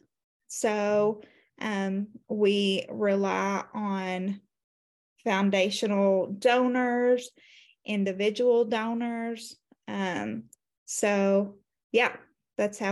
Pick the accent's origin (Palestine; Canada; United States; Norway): United States; Appalachia, Eastern Kentucky; I am from Kentucky, Eastern Kentucky, Appalachia to be exact